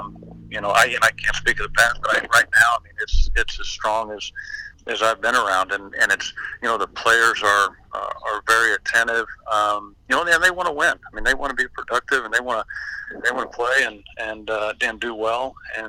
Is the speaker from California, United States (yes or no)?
yes; Anaheim, California, United States; born there; I was born out here in Anaheim when he was a high school coach. We lived over in Mission Viejo